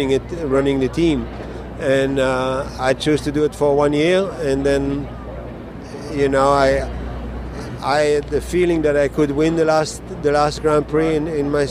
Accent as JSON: {"language": "English", "country": "Belgium", "moved": "yes", "said": "my home country in Belgium"}